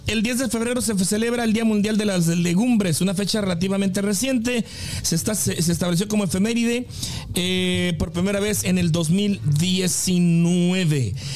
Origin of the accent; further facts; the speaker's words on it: Mexico; soy de México.